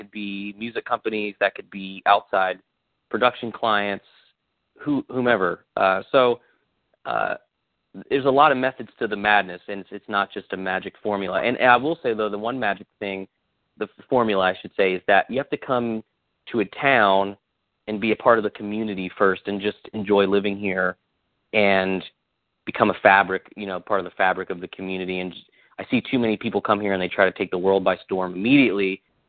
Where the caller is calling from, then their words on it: Nashville, Tennessee, United States; I am home. I'm in Nashville. I live southwest of the city, about 15 minutes.